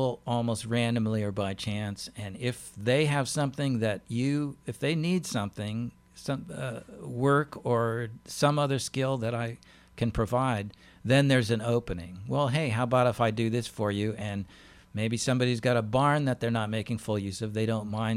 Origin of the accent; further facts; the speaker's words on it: Alaska, United States; also born or lived in Pennsylvania; now in Maryland, United States; I'm from Alaska originally